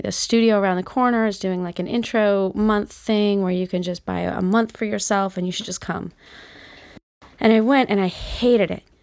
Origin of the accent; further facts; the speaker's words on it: Utah, United States; moved away as an adult; also born or lived in Seattle / New York; I'm from Utah, and then I moved to Seattle